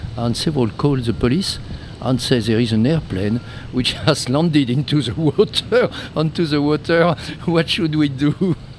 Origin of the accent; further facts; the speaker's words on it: France; English is a second language; I'm from France